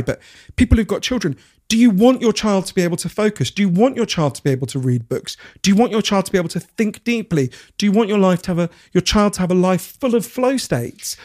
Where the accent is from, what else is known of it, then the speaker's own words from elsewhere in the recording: Edgware, London, United Kingdom; I grew up in Edgware